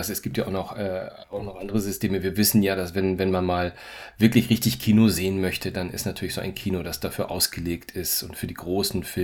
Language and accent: German; Hamburg, Germany; Ganz, ganz bald wird es auch in meiner Heimatstadt in Hamburg ein Dolby Cinema geben.